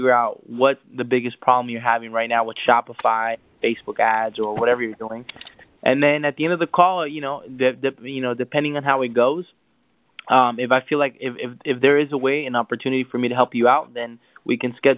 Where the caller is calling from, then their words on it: Los Angeles, California, United States; I'm calling from Los Angeles.